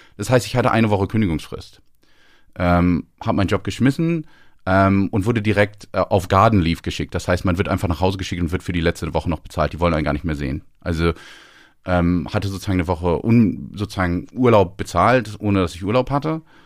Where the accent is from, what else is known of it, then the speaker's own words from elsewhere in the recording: Northern Germany, Germany; moved away as an adult; also born or lived in London; now in Scotland, United Kingdom; Als Norddeutscher in der Schweiz